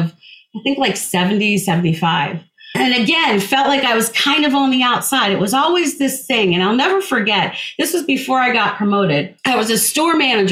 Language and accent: English; New Jersey, United States; I grew up in New Jersey